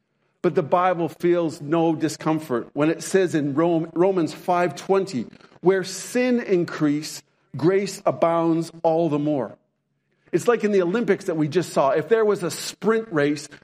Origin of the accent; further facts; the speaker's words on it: Canada; also born or lived in Montana; I'm Canadian, but we lived for a few years in Montana